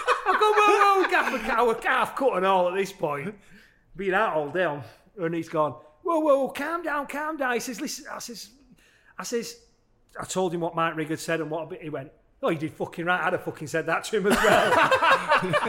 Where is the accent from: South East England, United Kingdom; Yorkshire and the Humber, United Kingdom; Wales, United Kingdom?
Yorkshire and the Humber, United Kingdom; Halifax; I'm from Halifax, and everyone, a lot of family members were